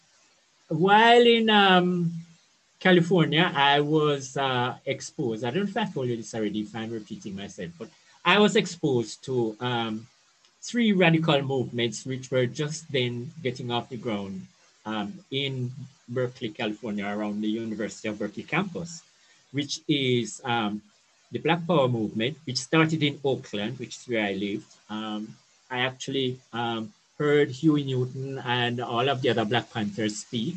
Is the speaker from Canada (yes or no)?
no; Brown's Town, Saint Ann, Jamaica; So I grew up in Brownstown. It's a small country town in St. Anne